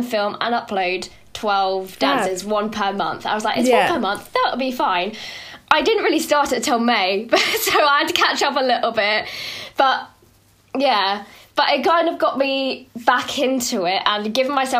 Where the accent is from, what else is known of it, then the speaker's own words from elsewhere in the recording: United Kingdom; I'm so British